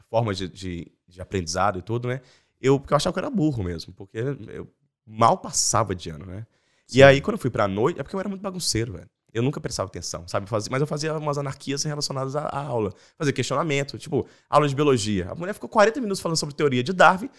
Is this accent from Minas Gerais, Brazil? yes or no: yes; Belo Horizonte, Minas Gerais, Brazil; moved away as an adult; also born or lived in Espírito Santo / Salvador / Rondônia / Goiânia; E em 89 a gente mudou para Belo Horizonte. que Eu tinha 5 anos. Então, eu sou mineiro